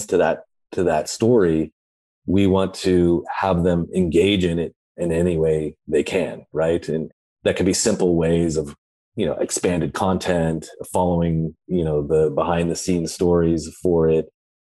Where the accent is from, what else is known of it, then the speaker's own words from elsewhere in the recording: Santa Cruz, California, United States; I grew up in Santa Cruz, California, so I've been surfing for most of my life, but I live down in the South Bay in Los Angeles.